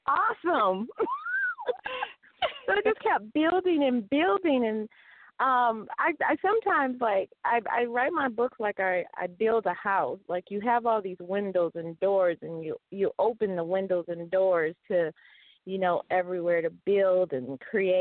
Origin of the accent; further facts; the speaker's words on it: Detroit, Michigan, United States; I was a ghetto girl because I grew up in Detroit.